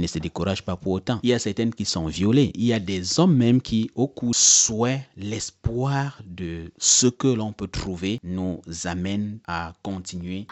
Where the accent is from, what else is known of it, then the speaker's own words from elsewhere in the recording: Cameroon; moved away as an adult; now in Germany; chez nous au Cameroun